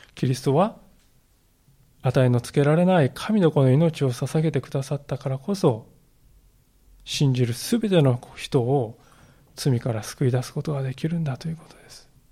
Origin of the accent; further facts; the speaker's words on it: Japan; 私たちの国